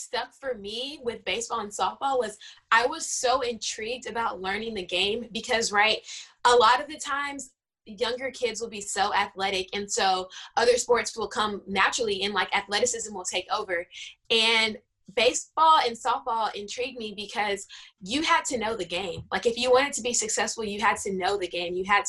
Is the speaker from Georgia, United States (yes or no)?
no; Houston, Texas, United States; I'm born and raised Houston, Texas. Inner city at that. So I went to an inner city school. Actually, I attended Booker T. Washington High School, which is the first Black high school in the city.